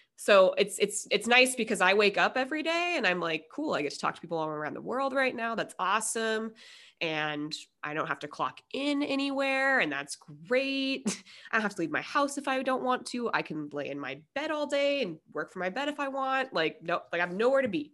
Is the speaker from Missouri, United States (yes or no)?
no; Denver, Colorado, United States; now in San Diego, United States; I'm from Denver, and, you know, and I've been in San Diego this amount of time